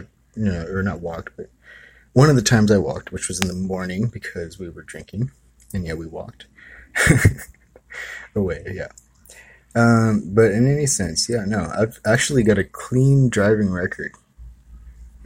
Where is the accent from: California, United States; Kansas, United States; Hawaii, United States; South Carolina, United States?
Hawaii, United States; now in San Francisco Bay Area, United States; I was from Hawaii.